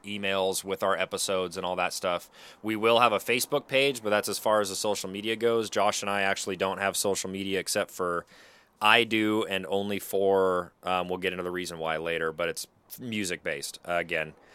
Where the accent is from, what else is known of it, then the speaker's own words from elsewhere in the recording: Pacific Northwest, United States; we're both from the Pacific Northwest